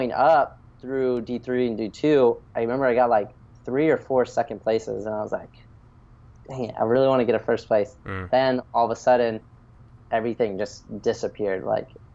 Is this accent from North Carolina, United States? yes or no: yes; Wilmington, North Carolina, United States; also born or lived in Washington, D.C. / Florida; now in Pacific Beach, San Diego, United States; I was born in Washington, D.C., and I moved quickly to Wilmington, North Carolina. It's this little beach town